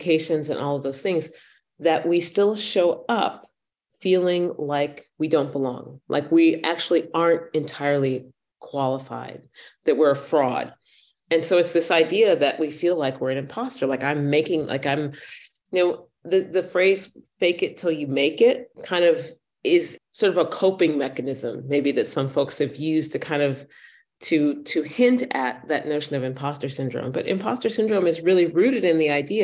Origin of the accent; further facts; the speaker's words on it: United States; first language English; moved away as an adult; now in Vienna, Austria; I am an African-American woman, middle-aged, mm-hmm. grew up in the United States